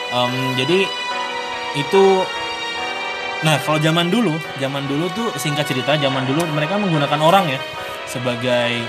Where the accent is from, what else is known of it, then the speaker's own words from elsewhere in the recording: Central Kalimantan, Indonesia; asalku itu dari Kalimantan Tengah.